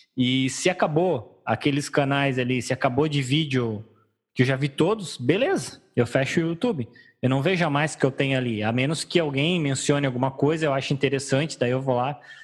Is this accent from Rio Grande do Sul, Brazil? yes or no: yes; Rio Grande do Sul, Brazil; eu não sou gaúcho que toma chimarrão no verão